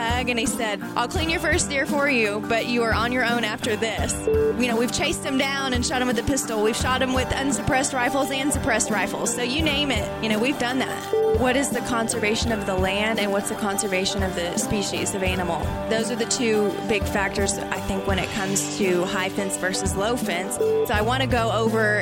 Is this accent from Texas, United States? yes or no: yes; Texas, United States; I am originally from Texas, primarily grew up in a family that did a lot of sports